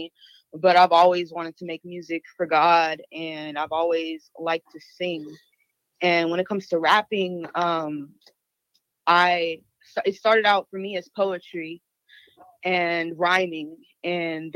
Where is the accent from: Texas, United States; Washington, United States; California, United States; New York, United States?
Texas, United States; Houston; now in San Antonio, United States; I'm originally from Houston, but currently I stay in San Antonio